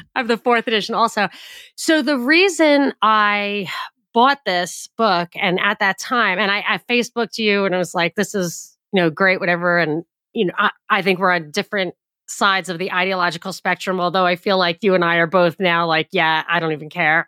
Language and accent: English; United States; I grew up in a very, like, the most Jewish county in America. It was my home county